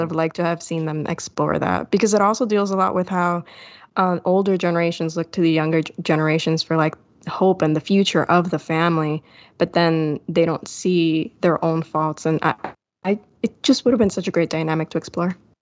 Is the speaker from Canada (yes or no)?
no; Puerto Rico; I'm from Puerto Rico